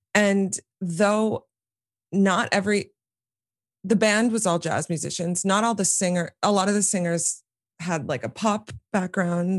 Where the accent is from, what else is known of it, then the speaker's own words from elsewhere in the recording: New York City, New York, United States; here in Manhattan where I live and where I grew up.